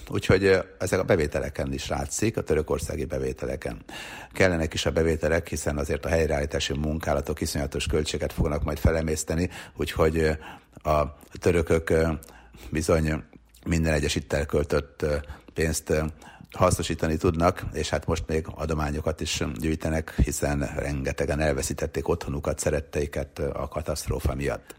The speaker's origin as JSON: {"language": "Hungarian", "country": "Hungary", "said": "mi Magyarisztánból jöttünk"}